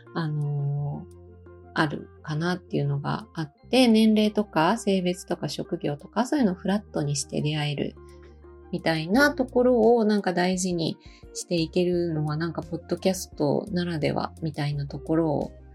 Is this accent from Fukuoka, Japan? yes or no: no; Osaka, Japan; moved away as an adult; also born or lived in Bangkok, Thailand / Malaysia; now in Matsumoto, Japan; もともとは、えー、大阪出身なんですけど